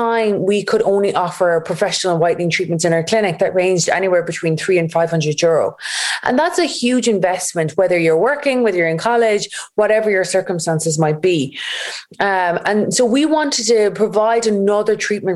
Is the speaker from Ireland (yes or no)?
yes; Galway, Connacht, Ireland; we're based in Galway. We're from Galway.